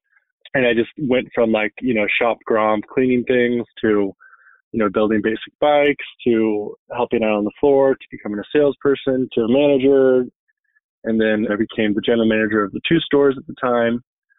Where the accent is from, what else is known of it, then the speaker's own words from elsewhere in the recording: Santa Cruz, California, United States; I grew up in Santa Cruz and my dad worked over the hill in San Jose